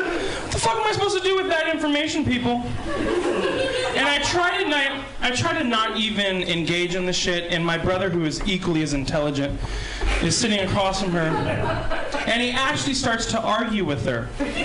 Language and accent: English; Santa Rosa, California, United States; So, I'm from Santa Rosa, Sonoma County, originally. And naturally, being from Sonoma County, my mother chain-smokes marijuana like truckers do crank.